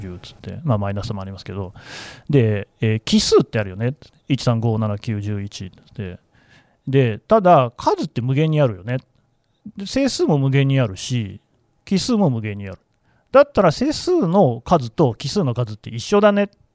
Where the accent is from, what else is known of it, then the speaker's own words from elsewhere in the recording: Nagoya, Aichi, Japan; 日本人で、えー、名古屋生まれ1975年生まれ男性